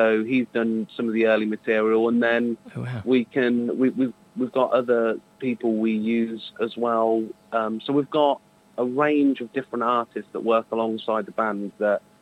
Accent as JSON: {"language": "English", "area": "Northamptonshire", "region": "East Midlands", "country": "United Kingdom", "tie": "born or raised there", "said": "we've got a hometown show, which is one of our favourite venues. We're from from Northamptonshire"}